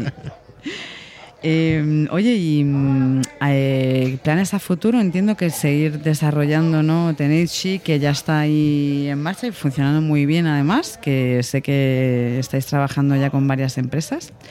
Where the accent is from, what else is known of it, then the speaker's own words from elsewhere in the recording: Granada, Andalusia, Spain; Pero yo soy de Granada, oiga.